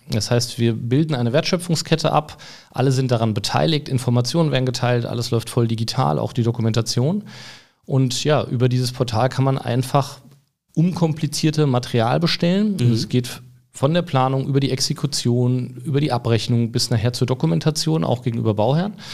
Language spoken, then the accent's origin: German; Hesse, Germany; born there; now in Cologne, Germany; Ja, bin ja selber jetzt schon ein paar Jahre in Köln, eigentlich gebürtiger Hesse, aber mhm.